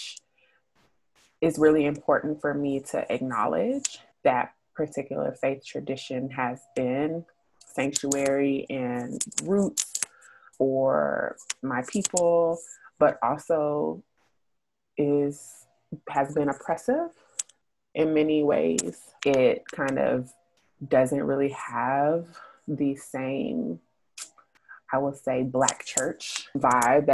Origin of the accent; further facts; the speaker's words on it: Austin, Texas, United States; also born or lived in Tennessee; now in Atlanta, United States; I was born in Tennessee, raised in Austin, Texas.